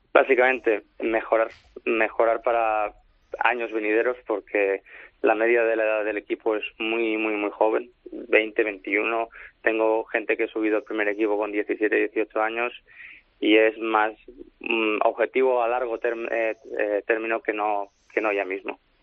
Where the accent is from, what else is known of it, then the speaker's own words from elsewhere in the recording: Barcelona, Catalonia, Spain; moved away as an adult; now in Manchester, United Kingdom; yo, soy de Barcelona